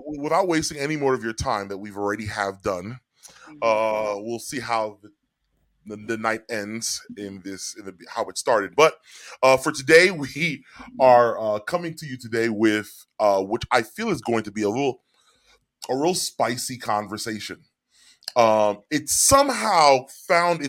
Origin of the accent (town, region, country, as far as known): New York City, New York, United States; born or raised there; also born or lived in Orange, New Jersey